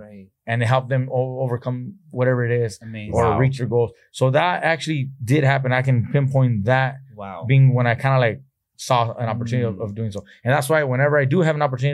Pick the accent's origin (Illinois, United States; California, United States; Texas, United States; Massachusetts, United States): California, United States; Oxnard; I grew up in Oxnard and that my parents picked strawberries right outside of these fields